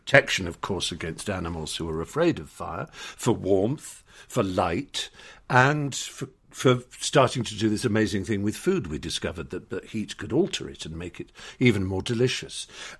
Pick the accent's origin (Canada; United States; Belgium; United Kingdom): United Kingdom; And I, you know, we used to, especially being British, think it rather pretentious to bring our minds to bear on what we were tasting